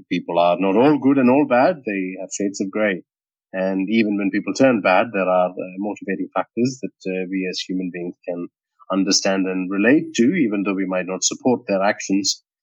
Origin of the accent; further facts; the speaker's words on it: India; now in Sydney, Australia; Uh, so I am based in Sydney in Australia now. So it's uh, mi- close to midnight now. Um, but we have a five and a half hour a difference between us, uh, Kush, uh, but uh, my heart and soul and mind still lives in India.